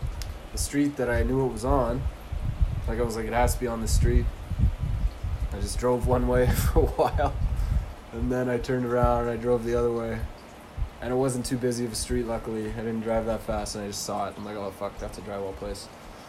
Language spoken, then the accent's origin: English; Ebenezer, Saskatchewan, Canada; I'm from Ebenezer, Saskatchewan.